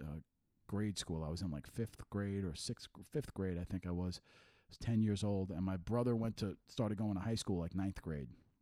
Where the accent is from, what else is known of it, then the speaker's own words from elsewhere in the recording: New York City, New York, United States; I played handball growing up in Queens